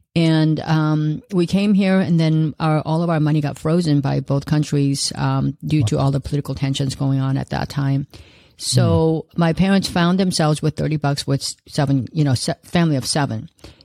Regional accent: South Korea; also born or lived in Los Angeles; now in United States; It's a long story, but I immigrated here from South Korea back in 1971, and then from there to Los Angeles. I lived there for most of my life, and I still live there part of the time.

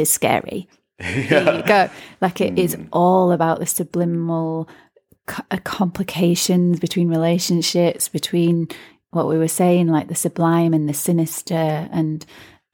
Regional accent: Ireland; growing up in Ireland

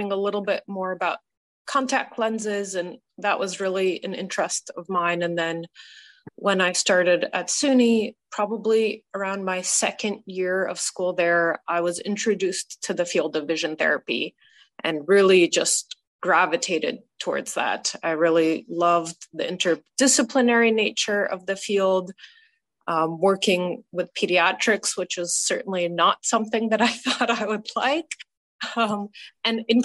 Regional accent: New York, United States; also born or lived in Boston; I grew up in New York State

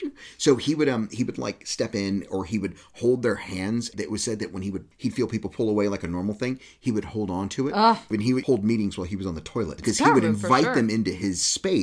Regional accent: Texas, United States; moved away; where I grew up in Texas, men never stood very close to one another.

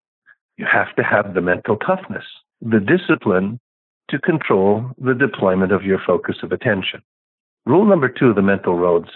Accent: Canada; now in United States; I'm a Canadian by birth

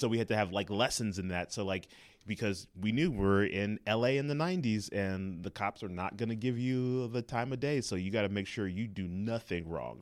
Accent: Los Angeles, California, United States; moved away; also born or lived in Inglewood, California / Atlanta; I was born and raised in Los Angeles, California

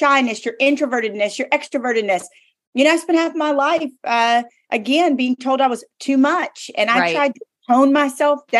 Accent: the South, United States; I'm from the South

